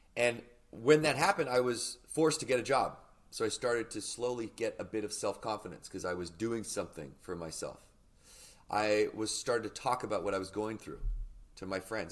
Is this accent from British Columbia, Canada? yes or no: yes; Victoria, British Columbia, Canada; I grew up in Victoria, British Columbia